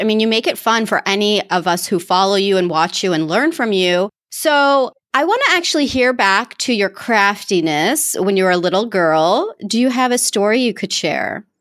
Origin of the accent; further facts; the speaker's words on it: United States; accent: American; my American accent